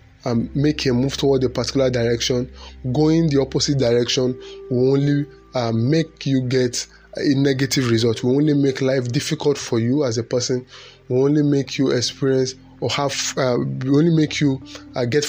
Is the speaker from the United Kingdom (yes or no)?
no; Nigeria; as a Nigerian